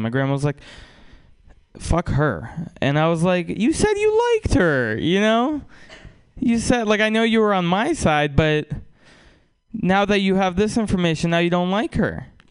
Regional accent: Russia; now in United States; I wasn't uh, born in America. I was born in Russia

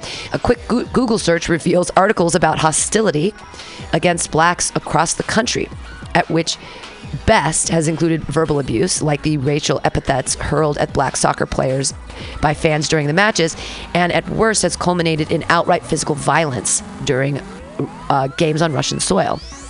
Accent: Canada; upon discovering I was from Canada, engaged us in an animated discussion about his love for my country.

